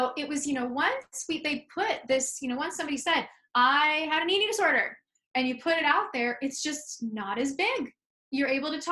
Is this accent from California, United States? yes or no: yes; San Francisco, California, United States; moved away as an adult; now in New York, United States; I'm from San Francisco, California. I moved to New York 10 years ago